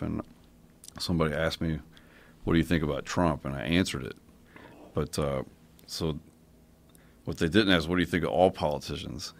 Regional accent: Kentucky, United States; I'm from Kentucky

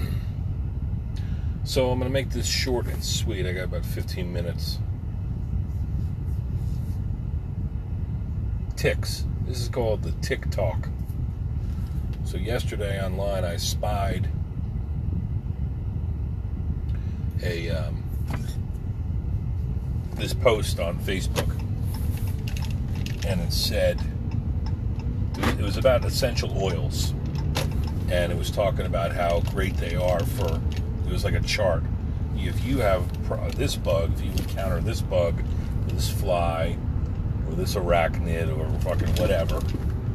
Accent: Pine Barrens, New Jersey, United States; I was a little boy growing up in the Pine Barrens

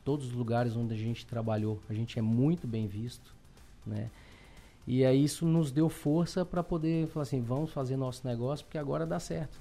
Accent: Belo Horizonte, Minas Gerais, Brazil; accent: mineiro; moved away as an adult; now in Criciúma, Brazil; eu morava, nasci e fui criado em Belo Horizonte.

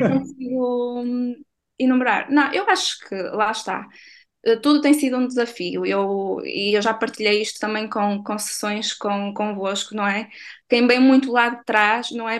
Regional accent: Barcelos, Braga, Portugal; sou natural de Barcelos

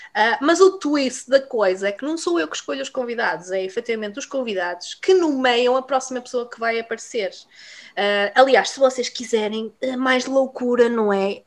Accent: Vila Real, Norte, Portugal; moved away as an adult; now in United Kingdom; eu sou de Vila Real Uh, mas emigrei para o Reino Unido, para terras de Sua Majestade, uh, já fez nove anos

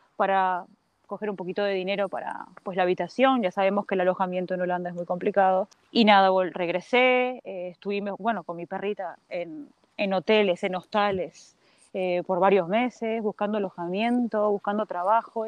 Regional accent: A Coruña, Galicia, Spain; moved away as an adult; also born or lived in Uruguay / Brazil / Amsterdam, Netherlands; yo nací en Uruguay, de Uruguay nos fuimos con mi familia a Brasil dos años y de ahí estuve en La Coruña, porque mi familia es de Galicia y estuvimos en, La Coruña muchos años

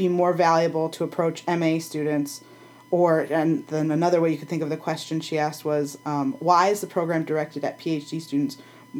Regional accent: Detroit, Michigan, United States; so I grew up in Metro Detroit.

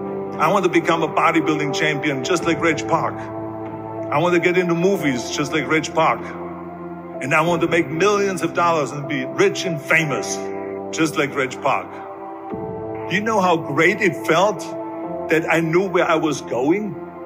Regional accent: Austria; born or raised there; moved away

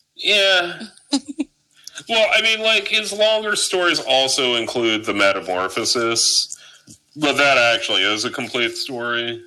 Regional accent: New Jersey, United States; I'm a boatsman. I'm from South Jersey. We're all boatsmen

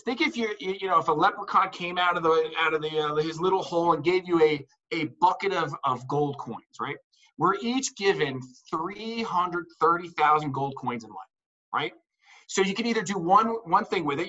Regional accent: New Jersey, United States; I'm from New Jersey

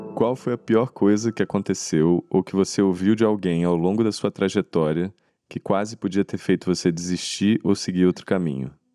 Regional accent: Rio de Janeiro, Brazil; eu sou carioca também

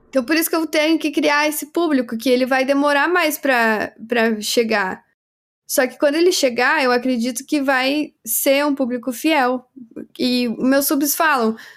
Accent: Brazil; nós somos brasileiros

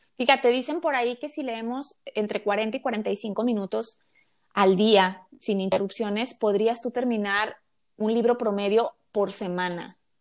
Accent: Mexico; yo soy mexicana

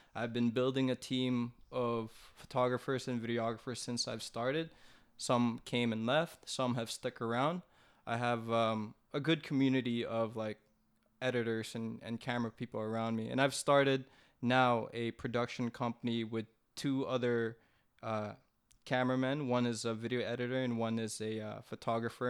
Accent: Philippines; I'm Filipino.

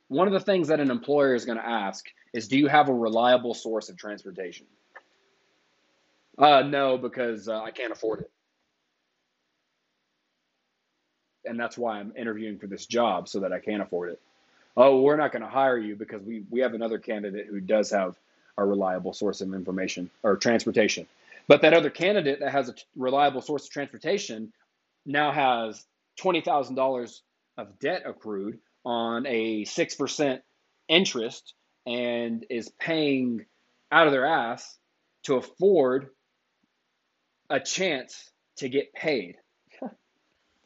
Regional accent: United States; also born or lived in Denver, Colorado; I am an American millennial

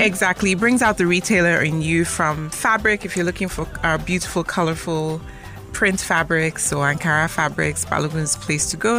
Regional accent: Lagos, Nigeria; A standard Omoeko.

